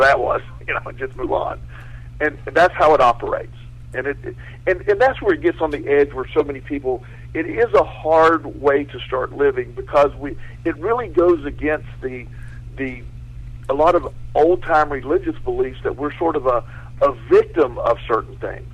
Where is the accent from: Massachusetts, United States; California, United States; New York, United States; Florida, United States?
Florida, United States; growing up in Florida, I grew up with a lot of hurricanes.